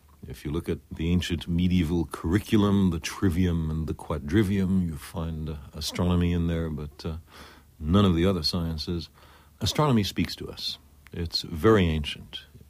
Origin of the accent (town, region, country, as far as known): New York City, New York, United States; born or raised there